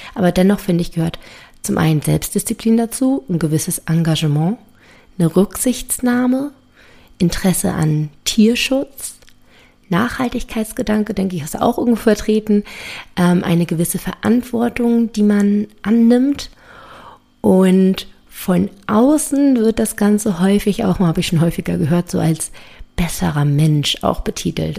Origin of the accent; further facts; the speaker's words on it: Berlin, Germany; komme ich aus Berlin